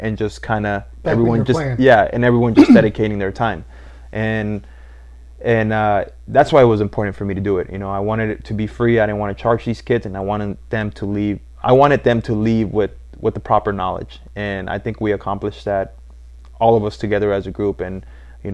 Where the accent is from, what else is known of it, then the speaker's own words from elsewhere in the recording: Los Angeles, California, United States; I was born and raised in East